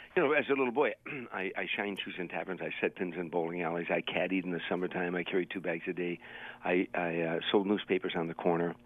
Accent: Harvey, Illinois, United States; moved away; It's a suburb on the south side of Chicago. It's 147 South of the loop. So it's it's a, it's a steel. It was when I was growing up.

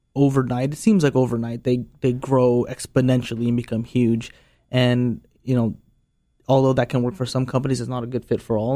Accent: Sonoma County, California, United States; I was actually born and raised in Sonoma County

